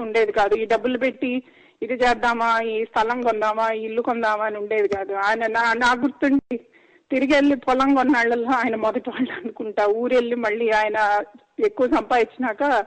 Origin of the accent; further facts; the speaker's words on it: Andhra Pradesh, India; moved away as an adult; now in Florida, United States; నేను అక్కడ పెరిగానండి చాలా రోజులు ఆల్మోస్ట్ ఇరవై ఏళ్ళు అక్కడ పెరిగిన తర్వాత ఇక్కడ మూవ్ అయ్యాను సో నాకు తెలుసు ఎందుకంటే నేను ఆంధ్రాలో ఉండి ఆంధ్రాలో చదువుకుని ఆ తర్వాత ఇక్కడికి వచ్చాను